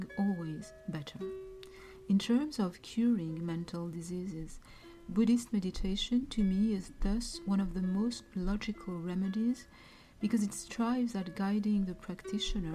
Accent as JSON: {"language": "English", "country": "Burkina Faso", "moved": "yes", "lives_now": "Montreal, Canada", "said": "I am originally from Burkina Faso in West Africa. I live in Montreal, Canada"}